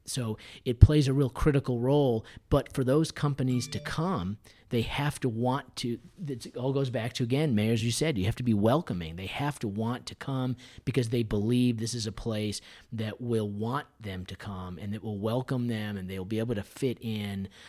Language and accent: English; Massachusetts, United States; moved away as an adult; now in Nashville, United States; I'm originally from Massachusetts